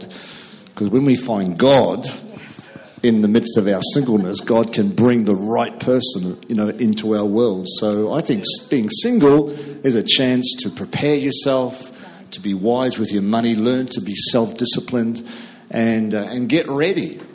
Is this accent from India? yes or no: no; New Zealand; we came from two different cultures a New Zealander marrying a Scot